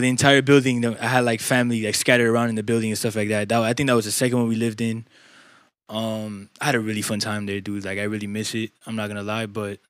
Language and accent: English; New York City, New York, United States; Some people say I'm Dominican off the bat. Some people say I'm just straight up American from New York. I mean, because I was born on New York turf